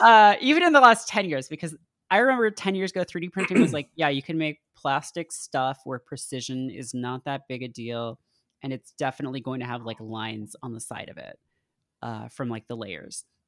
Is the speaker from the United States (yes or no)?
no; Canada; I grew up in Canada in, you know, the nineties